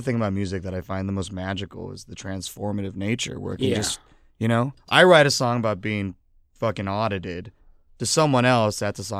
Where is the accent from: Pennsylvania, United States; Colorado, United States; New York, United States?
Pennsylvania, United States; Philadelphia; Yeah, I mean, I love that we're from Philly. It's pretty rad.